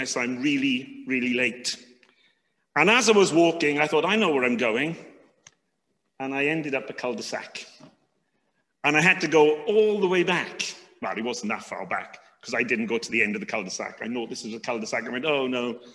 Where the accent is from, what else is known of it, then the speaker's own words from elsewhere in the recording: United Kingdom; being British